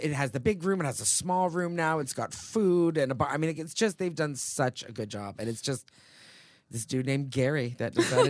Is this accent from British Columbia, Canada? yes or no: no; a little town in Ontario, Canada; also born or lived in Quebec / Toronto; now in Los Angeles, United States; I was born in Quebec, and then I grew up in a little town in Ontario, and then I moved to Toronto when I was 18.